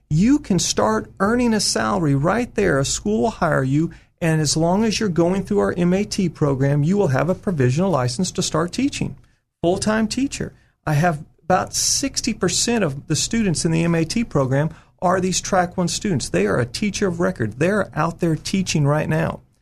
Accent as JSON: {"language": "English", "region": "California", "country": "United States", "moved": "as an adult", "lives_now": "Arkansas, United States", "said": "Harding University, I came from California back in uh, mid"}